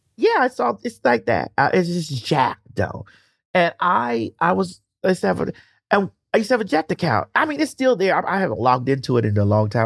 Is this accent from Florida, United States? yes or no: yes; Miami, Florida, United States; growing up in Miami, people don't understand that, um, it's still the South